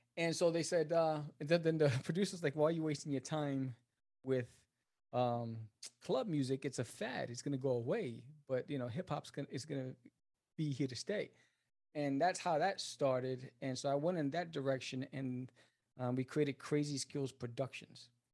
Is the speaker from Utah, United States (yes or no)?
no; New York City, New York, United States; moved away as an adult; also born or lived in Brooklyn / New Jersey; now in Dallas, United States; I was born in Brooklyn, raised in Queens, uh, moved to Jersey when I got married, and then now I'm in Texas